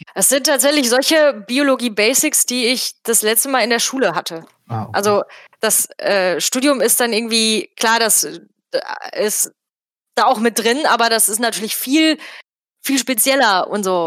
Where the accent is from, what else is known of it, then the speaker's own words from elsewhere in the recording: Bottrop, North Rhine-Westphalia, Germany; Ich komme also auch aus Bottrop